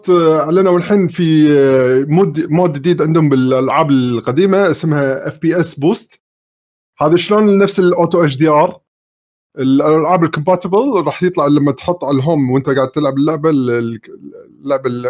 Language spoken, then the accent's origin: Arabic; Kuwait; نفس كلمه عندنا بالكويت يعني؟